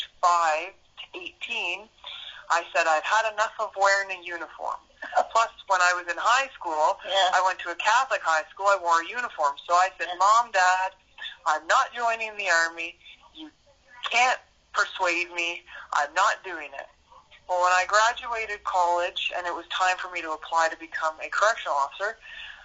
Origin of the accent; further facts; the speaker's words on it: Kingston, Ontario, Canada; So I grew up in Kingston, Ontario, and I spent my whole life here.